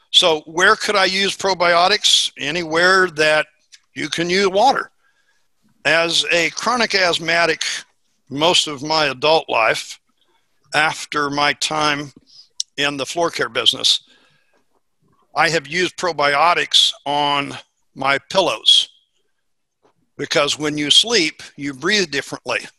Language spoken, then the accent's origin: English; Missouri, United States; And as I said, I'm from Missouri.